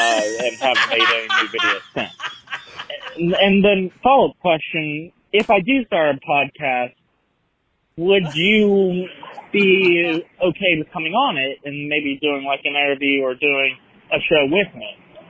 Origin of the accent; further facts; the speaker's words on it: Dallas, Texas, United States; I'm from Dallas, Texas.